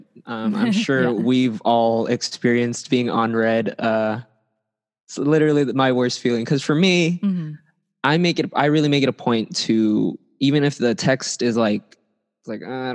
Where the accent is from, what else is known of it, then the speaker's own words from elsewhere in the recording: Rowland Heights, California, United States; I'm a music artist from Roland Heights, California.